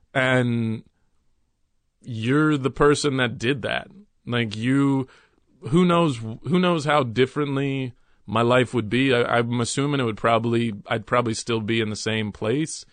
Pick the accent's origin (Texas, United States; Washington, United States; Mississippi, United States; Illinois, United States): Texas, United States; Dallas; also born or lived in New York City; now in Brooklyn, United States; my mother, stepfather, and I moved to Texas, and we moved to Dallas, Texas